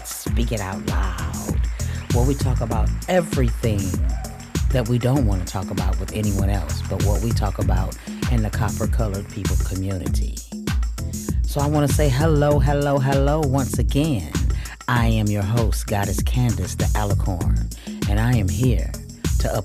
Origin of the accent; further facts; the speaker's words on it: Michigan, United States; I'm from Michigan